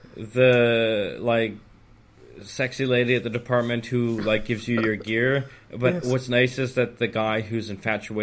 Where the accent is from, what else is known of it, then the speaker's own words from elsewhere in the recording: Canada; now in United Kingdom; I'm Canadian